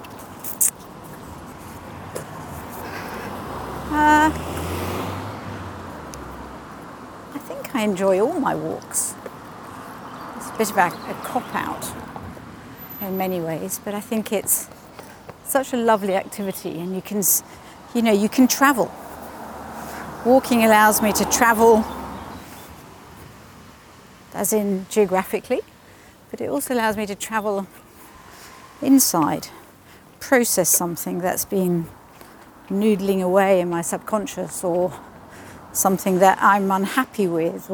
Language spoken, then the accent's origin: English; Italy; moved away; also born or lived in Switzerland / Wales; I grew up in Italy in the Alps